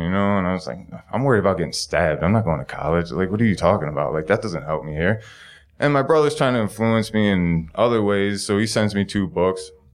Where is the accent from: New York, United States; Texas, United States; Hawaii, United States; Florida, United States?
New York, United States; Buffalo; also born or lived in San Diego, California; My hometown is, uh, Buffalo, New York.